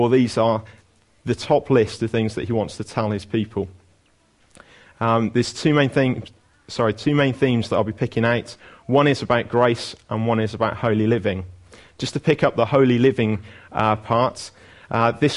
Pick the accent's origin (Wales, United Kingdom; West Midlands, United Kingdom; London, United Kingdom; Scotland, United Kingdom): Wales, United Kingdom; as a Welsh person